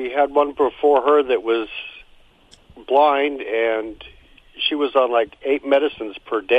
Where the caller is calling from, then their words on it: El Monte, California, United States; From El Monte, California.